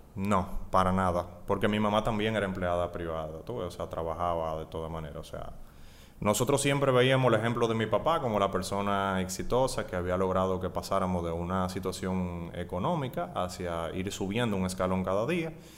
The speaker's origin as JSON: {"language": "Spanish", "town": "Santo Domingo", "region": "Distrito Nacional", "country": "Dominican Republic", "tie": "born or raised there", "also_born_or_lived": "Puerto Plata", "said": "Nací en Puerto Plata, luego vinimos aquí a Santo Domingo, estudié en el Colegio Loyola, toda la, desde preprimario hasta cuarto de bachillerato"}